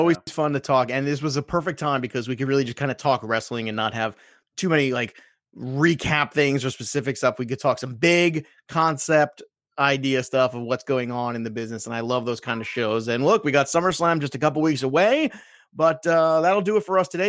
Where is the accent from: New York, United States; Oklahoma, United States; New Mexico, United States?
New York, United States; I'm from New York